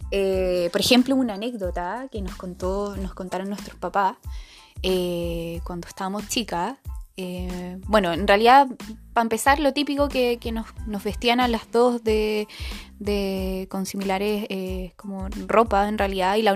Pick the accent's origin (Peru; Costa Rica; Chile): Chile; Viña del Mar, Valparaíso; somos de Viña del Mar, tenemos 26 años, vamos a cumplir unos días más 27, somos cangrejitas